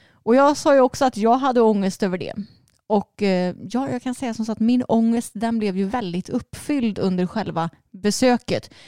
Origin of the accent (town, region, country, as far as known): Småland, Sweden; accent: Småländska